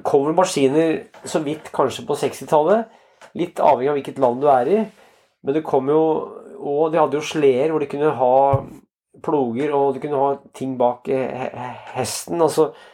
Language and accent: Norwegian; Ringsaker, Innlandet, Norway; i Ringsaker kommune, der jeg vokste opp